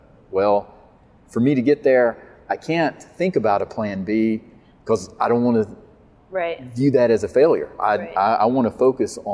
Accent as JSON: {"language": "English", "town": "Atlanta", "region": "Georgia", "country": "United States", "said": "I'm from the Atlanta area"}